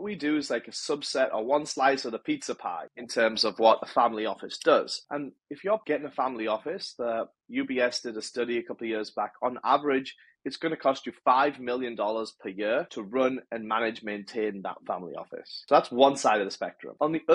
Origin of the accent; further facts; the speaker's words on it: England, United Kingdom; moved away as an adult; also born or lived in North America; now in Los Angeles, United States; I'm from England, born and raised in England.